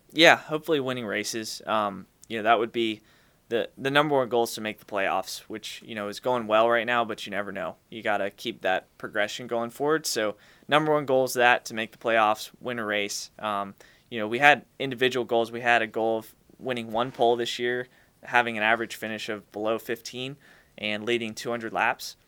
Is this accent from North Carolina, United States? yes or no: yes; Charlotte, North Carolina, United States; I grew up in Charlotte